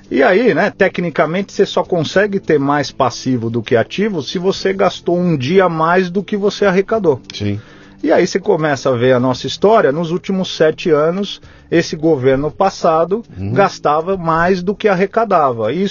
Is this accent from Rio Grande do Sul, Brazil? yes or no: no; São Paulo, Brazil; born there; nasci em São Paulo, capital, bairro do Itaim Bibi.